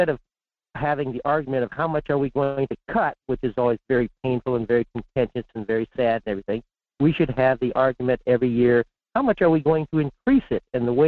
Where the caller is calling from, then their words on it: Fairbanks, Alaska, United States; in Fairbanks.